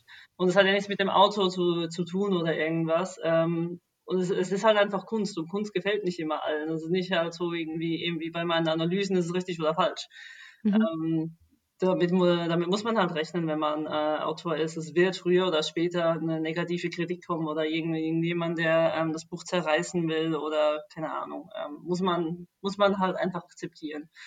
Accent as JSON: {"language": "German", "country": "Switzerland", "moved": "as an adult", "lives_now": "Berlin, Germany", "said": "ich bin eigentlich aus der Schweiz"}